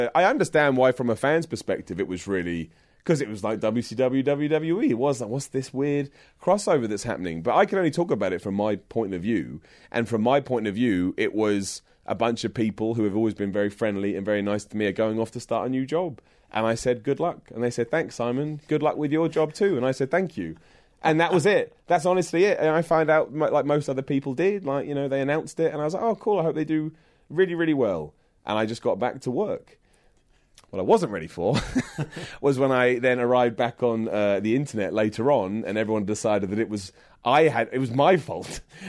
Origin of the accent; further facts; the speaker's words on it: Luton, East of England, United Kingdom; I'm from London. I'm from Luton, but it's like 10 minutes away from London.